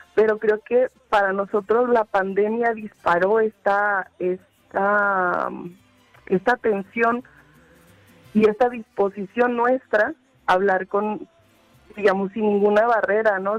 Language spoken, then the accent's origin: Spanish; Zacatecas, Mexico; moved away as an adult; en realidad soy de Zacatecas y me había ido. Me fui a, pues, formarme